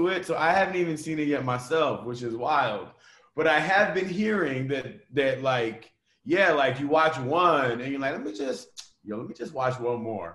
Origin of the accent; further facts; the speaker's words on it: Vancouver, British Columbia, Canada; I was born in Vancouver, Canada